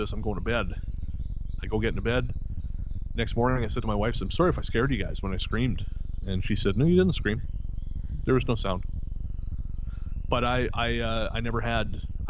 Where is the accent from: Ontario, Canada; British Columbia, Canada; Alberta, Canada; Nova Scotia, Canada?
British Columbia, Canada; Revelstoke; Revelstoke, B.C., my hometown